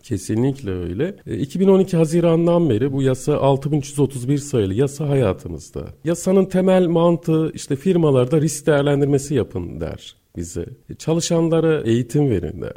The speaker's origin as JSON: {"language": "Turkish", "region": "Gaziantep", "country": "Turkey", "tie": "born or raised there", "moved": "as an adult", "said": "Orada doğdum, büyüdüm. Lise hayatımın sonuna kadar e, Gaziantep'teydim."}